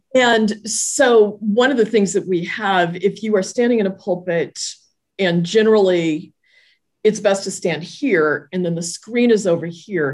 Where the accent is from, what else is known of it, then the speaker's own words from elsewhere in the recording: Southern California, United States; moved away as an adult; now in Pennsylvania, United States; I grew up in Southern California, now am transplanted to Pennsylvania